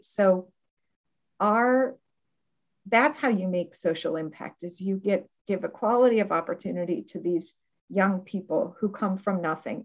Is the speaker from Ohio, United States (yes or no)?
yes; Akron, Ohio, United States; moved away as an adult; also born or lived in Bloomington, Indiana / abroad (11 years); now in Florida, United States; my hometown in Akron, Ohio